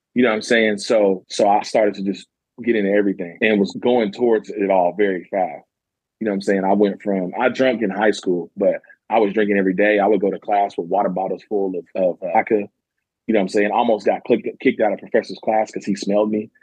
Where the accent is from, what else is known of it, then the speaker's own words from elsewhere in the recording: Murray, Kentucky, United States; also born or lived in Madisonville, Kentucky; I'm from Madisonville, Kentucky. I actually grew up in Murray, Kentucky